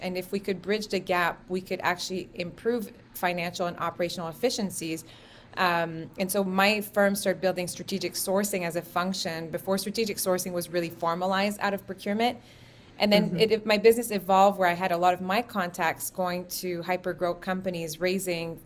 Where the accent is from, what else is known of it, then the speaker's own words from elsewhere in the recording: Quebec, Canada; growing up in Quebec, there's a lot of equality in gender